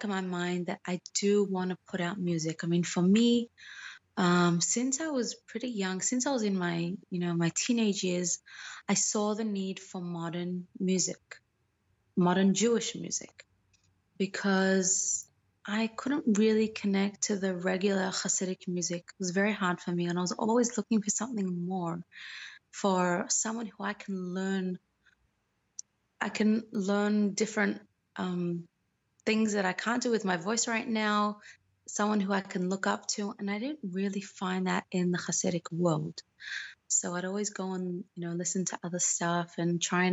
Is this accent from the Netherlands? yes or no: no; Australia; also born or lived in Moscow, Russia; now in Israel; I was born in Australia. I was born into a religious Chabad